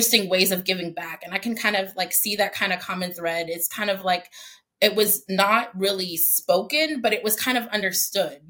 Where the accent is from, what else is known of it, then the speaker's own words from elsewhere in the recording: Denver, Colorado, United States; now in Washington, DC, United States; I was born and raised in Denver, Colorado